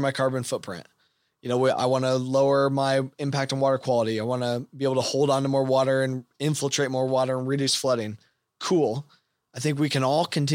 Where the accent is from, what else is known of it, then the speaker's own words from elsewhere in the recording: United States; as American producers